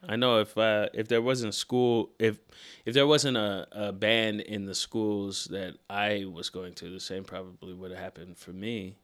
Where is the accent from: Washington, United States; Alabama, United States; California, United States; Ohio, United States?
Washington, United States; Seattle; moved away as an adult; now in New York, United States; Born and raised in Seattle. Lived there until I was about eighteen. And then I moved